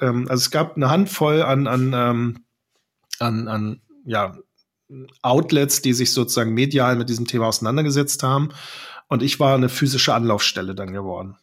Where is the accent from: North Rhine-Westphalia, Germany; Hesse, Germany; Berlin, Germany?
Berlin, Germany; ich bin geborener Berliner